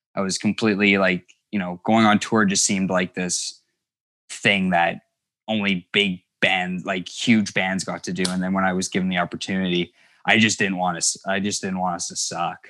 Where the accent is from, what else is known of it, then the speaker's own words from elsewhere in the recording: Thunder Bay, Ontario, Canada; I was never aware of how isolated we were, 'cause a lot of people who find out we're from Thunder Bay